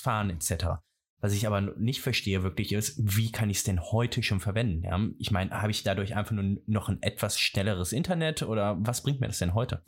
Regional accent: Rhineland, Germany; ich komme aus dem Rheinland

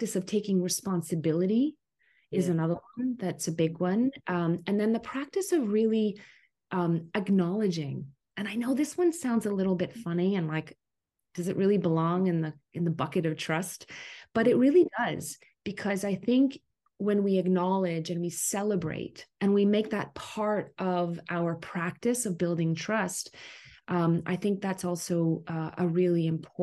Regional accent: Canada; also born or lived in Ottawa, Canada; I am a Canadian, a Canuck. in Ottawa, Canada, our capital, our country capital.

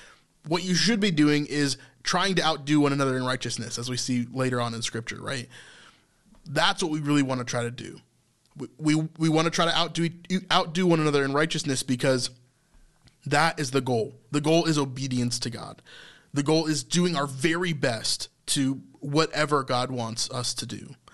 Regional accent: United States; that was the biggest thing in my youth, being an American male, right?

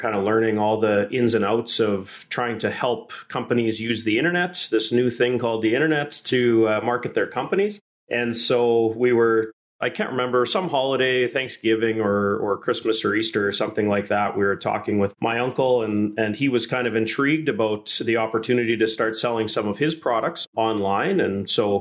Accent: Emerald Park, Saskatchewan, Canada; also born or lived in Lumsden, Saskatchewan; Saskatchewan is my home. I grew up in Emerald Park just outside of Regina, and then in high school moved north of town to the rival Lumsden community

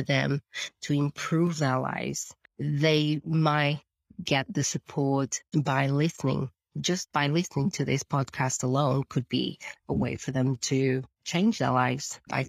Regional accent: Portugal; now in United Kingdom; So to start with, obviously, I came from Portugal, a different background altogether, coming to UK.

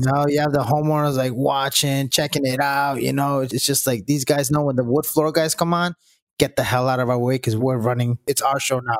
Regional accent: Rhode Island, United States; I grew up in Sierra, Rhode Island

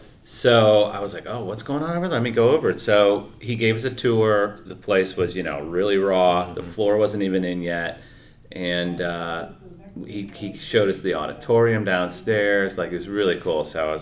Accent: Cleveland, Ohio, United States; moved away as an adult; I grew up in Cleveland, Ohio.

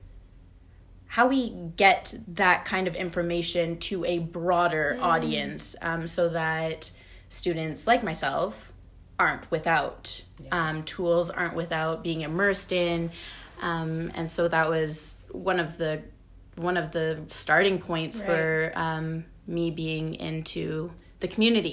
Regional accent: Onaping, Ontario, Canada; moved away as an adult; also born or lived in Toronto; I'm from Onaping, Ontario, which is a northern community about an hour north of Sudbury.

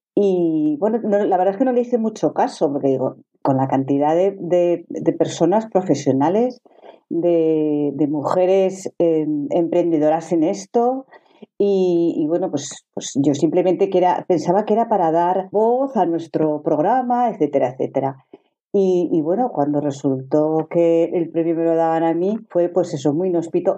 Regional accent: Zaragoza, Aragon, Spain; soy de Zaragoza

